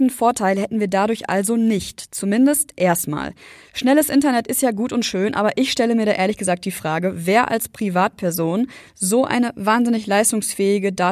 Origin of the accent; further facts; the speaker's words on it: North Rhine-Westphalia, Germany; now in Düsseldorf, Germany; Wenn ich freitags von Düsseldorf in meine Heimat ins Sauerland mit dem Zug fahre